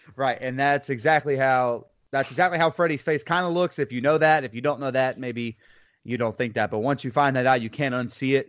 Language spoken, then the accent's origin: English; Lake Wales, Florida, United States; I'm from Lake Wales, Florida, good old Polk County